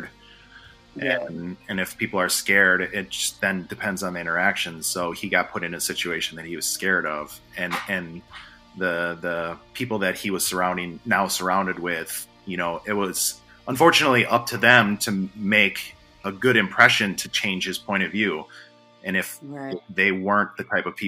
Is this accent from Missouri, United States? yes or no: no; Milwaukee, Wisconsin, United States; also born or lived in Guatemala; now in Charlotte, United States; growing up in Milwaukee